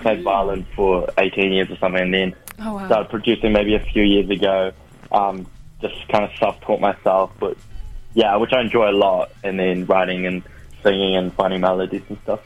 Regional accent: Christchurch, Canterbury, New Zealand; I'm, like, fully Korean. I was born in Christchurch

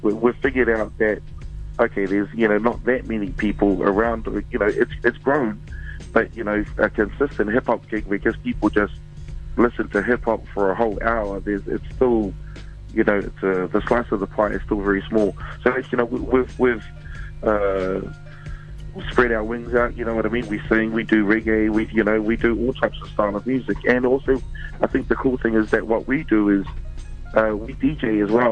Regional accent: Wellington, New Zealand; I'm from Wellington

